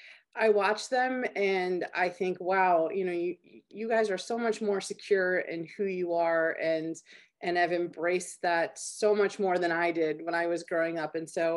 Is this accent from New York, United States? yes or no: no; Maryland, United States; You know, I grew up in Maryland.